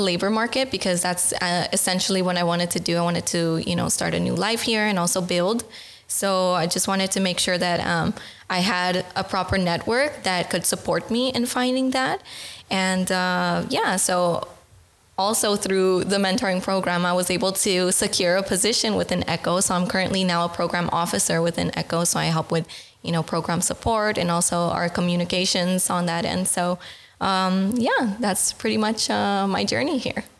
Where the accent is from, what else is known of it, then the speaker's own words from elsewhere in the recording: Los Angeles, California, United States; moved away as an adult; now in Netherlands; I'm from California, from Los Angeles